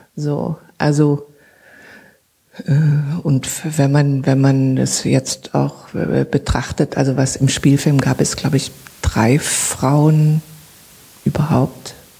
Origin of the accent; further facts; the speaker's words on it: Zwickau, Saxony, Germany; moved away; also born or lived in Berlin; da, wo ich herkomme, in Zwickau, wurden die Kohlen auf den Hof gekippt und ich musste die mit meiner Schwester in den Eimer rein